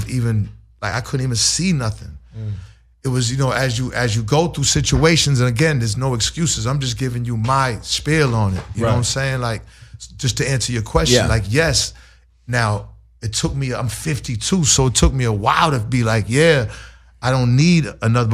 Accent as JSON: {"language": "English", "town": "Boston", "region": "Massachusetts", "country": "United States", "tie": "born or raised there", "said": "growing up in Boston"}